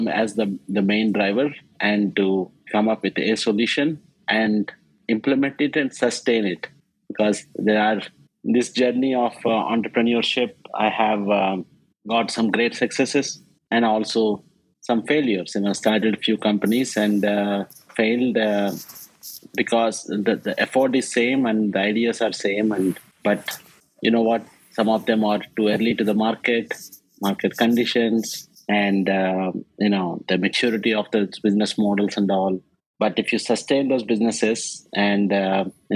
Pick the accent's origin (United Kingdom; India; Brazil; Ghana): India; English is a second language; moved away as an adult; now in New York, United States; I came from India, a small village in India where an education is a real privilege and English is a third language